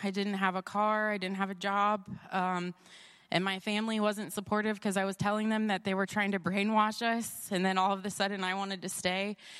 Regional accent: Columbus, Ohio, United States; I'm from Columbus, Ohio

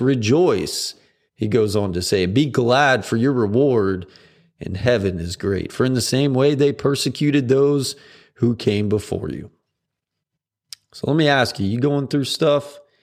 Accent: United States; as an American

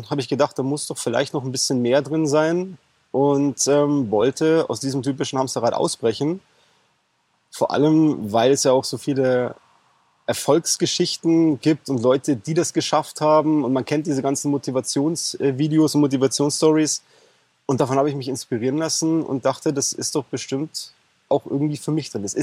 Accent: Bavaria, Germany; ich bin aus Bayern, ich bin 33 Jahre alt

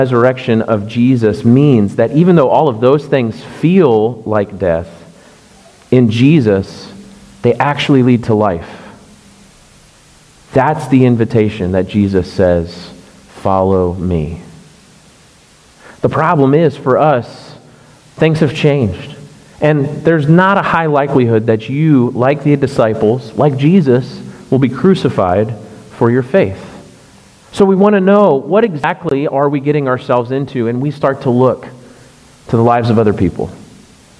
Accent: Orlando, Florida, United States; moved away; I grew up in Orlando going to Disney World all the time

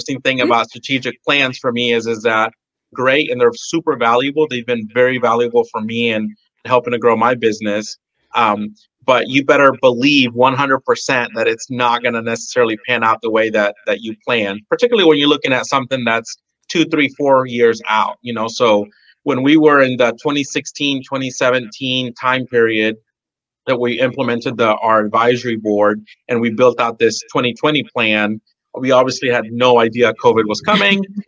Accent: La Porte, Texas, United States; now in Deer Park, United States; I am from the Bay Area, Houston area. I grew up in La Porte and I live in Deer Park

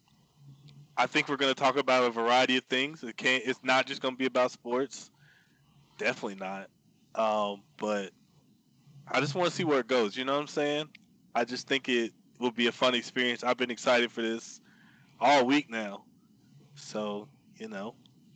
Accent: Greensboro, North Carolina, United States; moved away as an adult; I'm from Greensboro, North Carolina. Born and raised in the South.

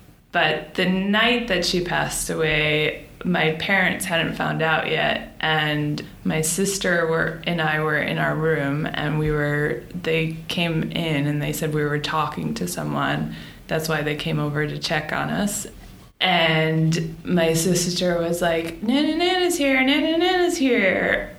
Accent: Boston, Massachusetts, United States; born there; also born or lived in Florida; I was born in Boston and then moved to Florida and then back to Boston and then here.

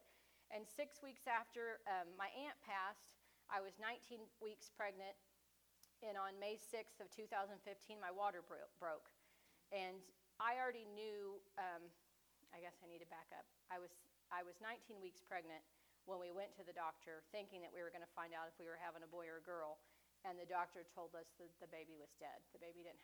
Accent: Independence, United States; moved away as an adult; now in Richmond; I grew up in Independence in a church called Full Gospel

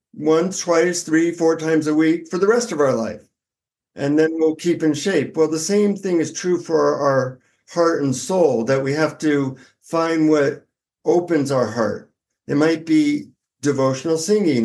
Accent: United States; from the United States

